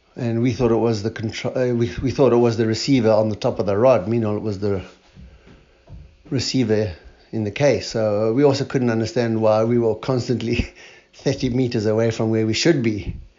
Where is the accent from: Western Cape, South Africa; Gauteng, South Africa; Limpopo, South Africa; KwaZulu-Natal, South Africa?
Western Cape, South Africa; Cape Town; I'm from Cape Town, South Africa